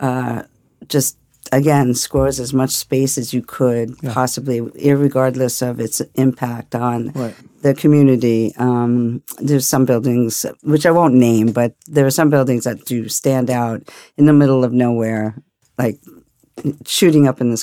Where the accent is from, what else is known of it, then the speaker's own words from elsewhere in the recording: New York City, New York, United States; also born or lived in Williamsburg, Brooklyn; I grew up in the estimable suburb of Staten Island